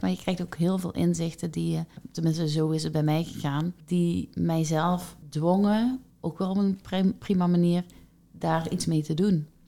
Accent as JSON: {"language": "Dutch", "country": "Netherlands", "said": "ik ben Nederlandse"}